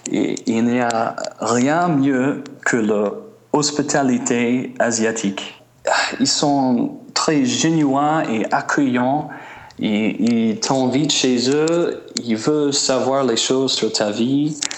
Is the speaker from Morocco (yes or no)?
no; United States; accent: American; French is a second language; moved away; en Europe, je suis blanc comme tous les autres et ils s'en foutent de mon accent américain.